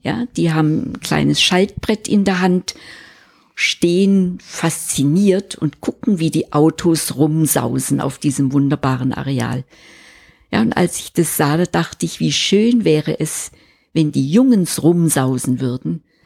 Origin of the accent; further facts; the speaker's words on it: Switzerland; bei uns in der Schweiz